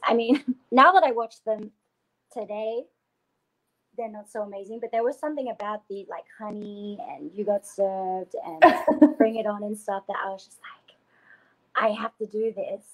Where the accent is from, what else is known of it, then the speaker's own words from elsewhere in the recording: Canberra, Australian Capital Territory, Australia; moved away as an adult; also born or lived in Sydney; I'm from Canberra, Australia, which is actually the capital of Australia.